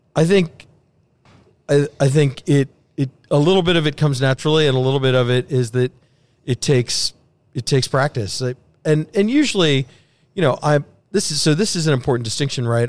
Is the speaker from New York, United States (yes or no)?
no; Sugar Land, Texas, United States; also born or lived in Houston; I grew up in Sugarland